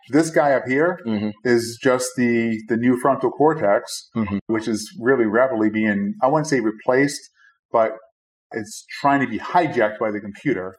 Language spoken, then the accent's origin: English; Boston, Massachusetts, United States; I was born and raised in Brighton, which is Five oh, wow. miles away.